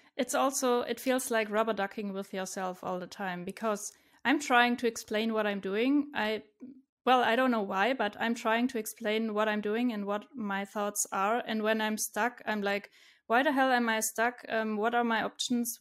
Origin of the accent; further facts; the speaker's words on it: Stuttgart, Baden-Württemberg, Germany; I'm from Germany, from Stuttgart. It's in the southwest.